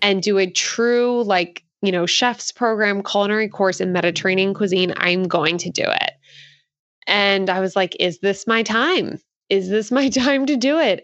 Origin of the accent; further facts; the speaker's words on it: Philadelphia, Pennsylvania, United States; now in Santa Cruz, United States; I currently live in Santa Cruz, California, but, um, I am from Philadelphia